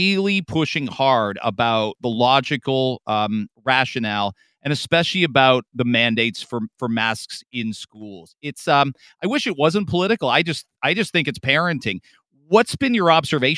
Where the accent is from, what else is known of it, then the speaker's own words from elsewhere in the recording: Canada; us Canadians